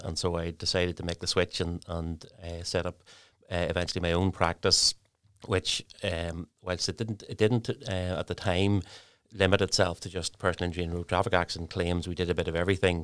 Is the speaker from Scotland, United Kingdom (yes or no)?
no; Lurgan, Northern Ireland, United Kingdom; moved away as an adult; now in Newry, United Kingdom; originally I'm from Largan in County Armagh.